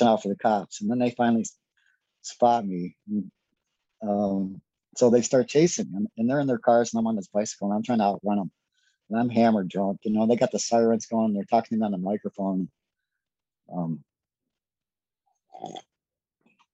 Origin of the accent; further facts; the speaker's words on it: United States; I'm an American